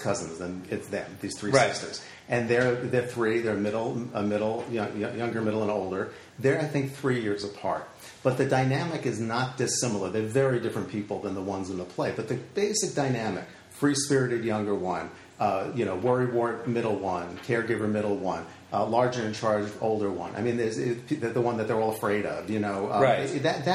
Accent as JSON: {"language": "English", "town": "Valley Stream", "region": "New York", "country": "United States", "tie": "born or raised there", "said": "I grew up on Long Island and in a town called Valley Stream"}